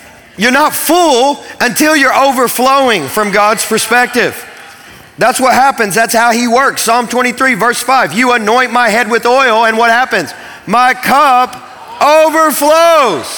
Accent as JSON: {"language": "English", "region": "Kentucky", "country": "United States", "tie": "born or raised there", "said": "When I was a kid, I grew up in Kentucky"}